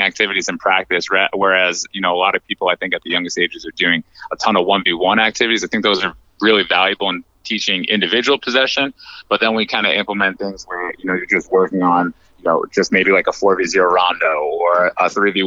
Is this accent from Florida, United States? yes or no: no; New York, United States; moved away as an adult; now in North Carolina, United States; I hail from New York, but I recently relocated about 6 years ago to North Carolina